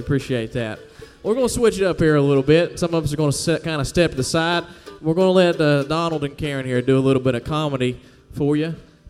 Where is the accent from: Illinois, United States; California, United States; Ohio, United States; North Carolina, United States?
North Carolina, United States; Crumpler; I'm from Crumpler, North Carolina.